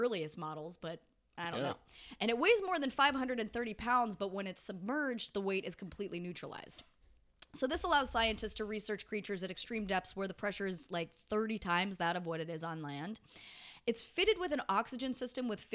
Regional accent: Colorado, United States; Growing up in Colorado, they made us do a lot of fucking line dancing and shit as in grade school

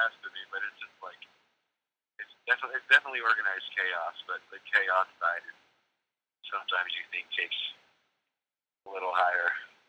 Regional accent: United States; I'm from Virginia, North Carolina border.

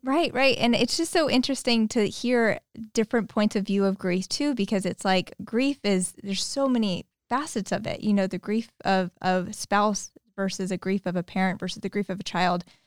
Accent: Modesto, California, United States; moved away as an adult; also born or lived in Petaluma; They moved to Modesto in nineteen ninety-one. They raised me and my, uh, older sister there

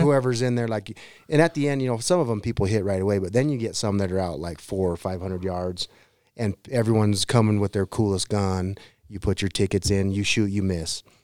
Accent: Green River, Wyoming, United States; my hometown of Green River

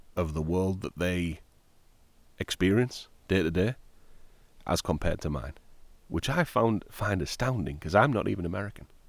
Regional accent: Middlesbrough, North East England, United Kingdom; moved away as an adult; now in United States; my hometown, Middlesbrough.

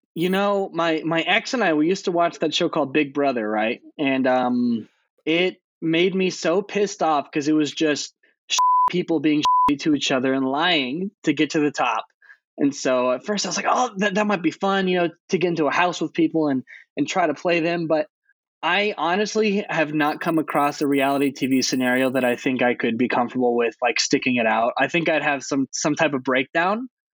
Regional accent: Arizona, United States; we're from Arizona

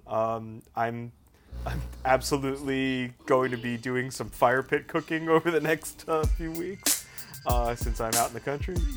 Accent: Long Island, New York, United States; I grew up on Long Island as well

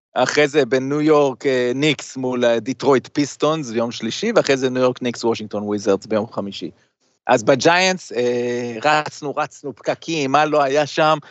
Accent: Israel; also born or lived in United States (born) / New York; ישראל זה הבית, אבל הבית השני זה, זה ארצות הברית, כי א', נולדתי פה

